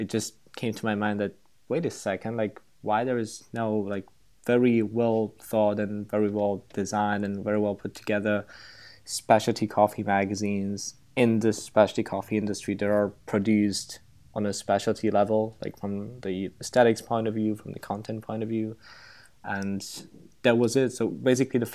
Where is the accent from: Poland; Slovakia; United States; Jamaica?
Slovakia; now in Prague, Czech Republic; I'm from Slovakia, a little country in Central Europe. I'm currently living in Prague